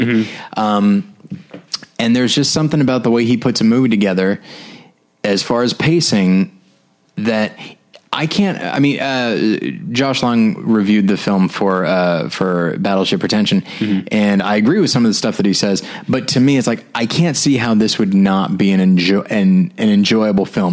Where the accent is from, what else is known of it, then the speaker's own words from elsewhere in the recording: the South, United States; accent: Southern; my Southern accent